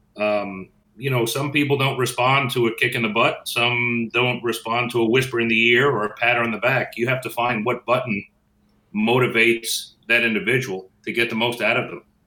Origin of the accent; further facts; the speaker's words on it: Northeast, United States; moved away; I'm from the Northeast, so everybody's a guy to me